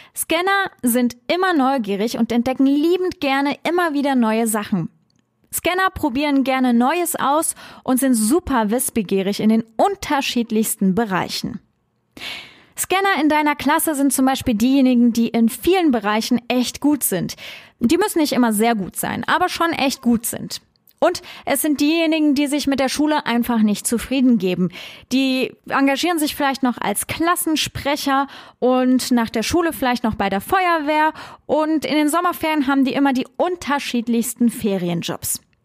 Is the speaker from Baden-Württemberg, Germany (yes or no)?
no; Trier, Rhineland-Palatinate, Germany; habe meine Heimatstadt Trier so geliebt